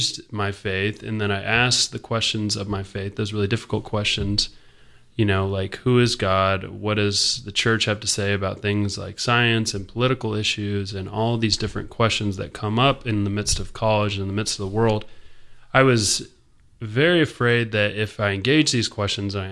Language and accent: English; Marietta, Georgia, United States; I grew up in Marietta and went to Pope High School